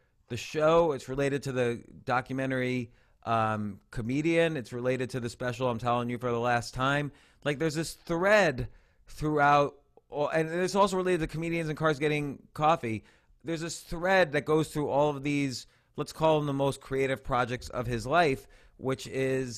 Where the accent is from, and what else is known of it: New Jersey, United States; born or raised there; now in New York City, United States